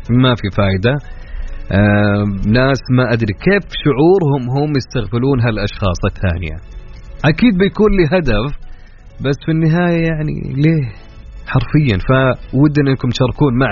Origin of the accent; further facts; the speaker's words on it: Jeddah, Makkah Province, Saudi Arabia; انا من جده من جده